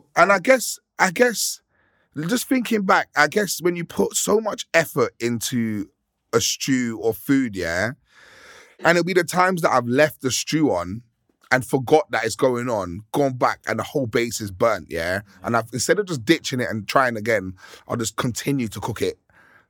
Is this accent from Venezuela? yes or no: no; Victoria, London, United Kingdom; I come from a very multicultural block where we grew up in Victoria when we moved there, and so many different cultures in that one block.